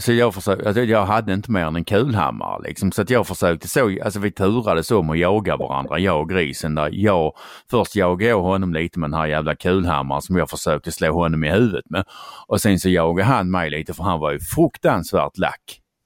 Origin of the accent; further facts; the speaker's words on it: Skåne, Sweden; accent: Scanian; jag är skåning